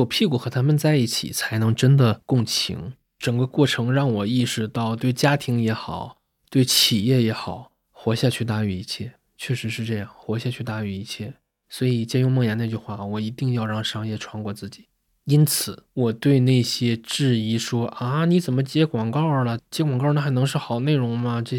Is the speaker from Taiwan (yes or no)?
no; Northeast China, China; 我是工薪家庭长大的孩子嘛，父母在东北都是工人，家里边既没有人做过生意，也没有人当过公务员。